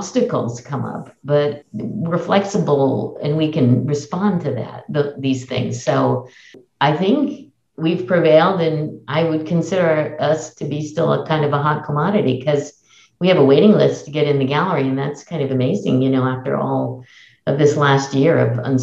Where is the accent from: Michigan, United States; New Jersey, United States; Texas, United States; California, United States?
California, United States; Oakland; also born or lived in Berkeley; I'm born and raised in Oakland and have lived in Oakland and Berkeley all my life